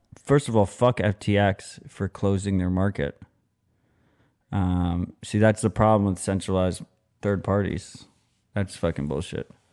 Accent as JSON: {"language": "English", "country": "United States", "said": "as an American"}